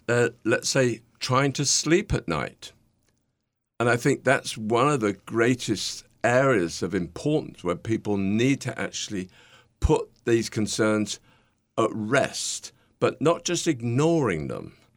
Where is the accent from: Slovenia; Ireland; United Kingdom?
United Kingdom; accent: British; now in New York, United States; my nice British accent